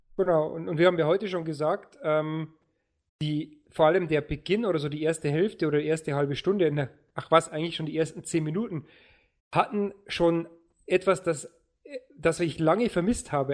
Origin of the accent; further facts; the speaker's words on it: Lower Bavaria, Germany; bei uns in Niederbayern